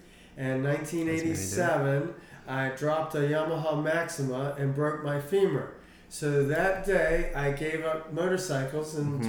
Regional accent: Richmond, Virginia, United States; also born or lived in Hanover County, Virginia; I have lived here in Richmond my whole entire life.

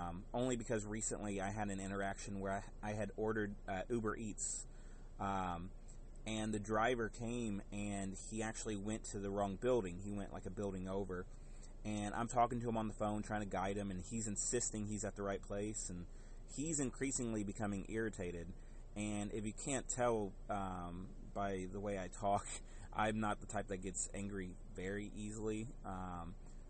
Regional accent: the South, United States; growing up in the South

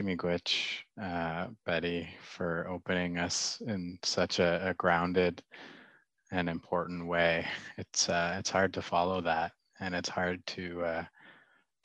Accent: Ottawa, Ontario, Canada; I grew up in Ottawa.

